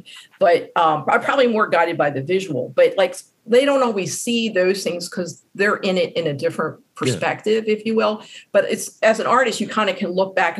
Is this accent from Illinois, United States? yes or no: no; Baltimore, Maryland, United States; I was born in Baltimore, I live in Baltimore, and I will probably pass in Baltimore.